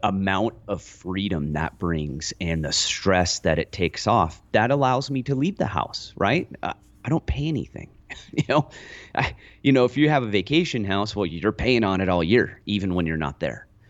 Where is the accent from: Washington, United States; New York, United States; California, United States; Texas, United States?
California, United States; Lone Pine; I grew up in Lone Pine.